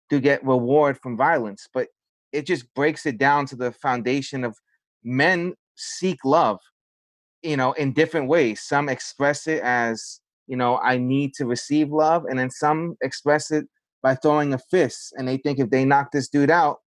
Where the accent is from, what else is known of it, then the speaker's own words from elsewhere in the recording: New York City, New York, United States; growing up in the South Bronx